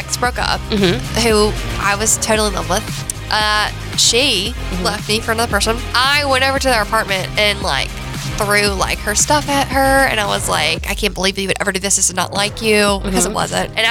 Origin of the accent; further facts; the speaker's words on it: Gulfport, Mississippi, United States; also born or lived in Diamondhead, Mississippi; I grew up on the coast. I grew up in Gulfport, Biloxi area.